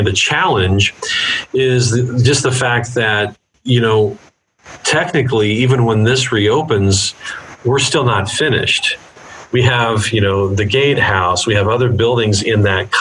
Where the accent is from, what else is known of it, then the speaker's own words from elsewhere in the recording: Gladstone, Missouri, United States; I grew up in the Northland in Gladstone